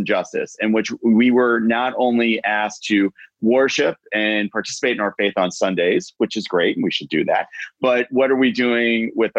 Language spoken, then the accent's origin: English; Northwestern New Jersey, United States; I grew up in Northwestern New Jersey, but I my parents grew up in Bay Ridge, Brooklyn.